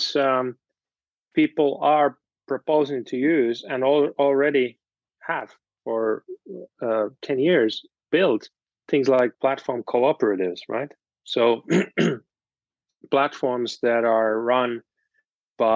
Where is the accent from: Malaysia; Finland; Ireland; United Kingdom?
Finland; moved away; I'm from Finland originally, and there are lots of co-ops